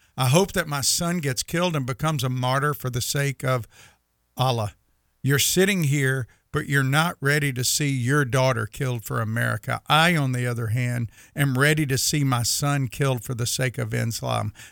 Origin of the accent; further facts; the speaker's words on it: United States; we as the American people who love God